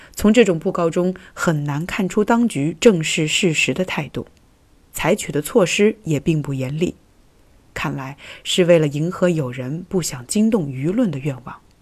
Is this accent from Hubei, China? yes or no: yes; Wuhan, Hubei, China; moved away as an adult; also born or lived in France; 病毒的发源地是我的家乡武汉，一个我生活了近二十年的地方